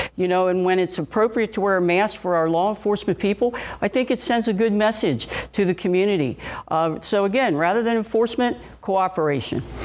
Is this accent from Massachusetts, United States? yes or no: no; Cincinnati, Ohio, United States; I was born and raised right here in Cincinnati, and I grew up in Price Hill.